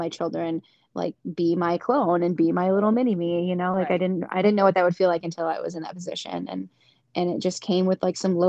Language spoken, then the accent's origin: English; Hastings, Michigan, United States; now in Caledonia, United States; I'm from Hastings. I went to high school with Ellie. I now live in Caledonia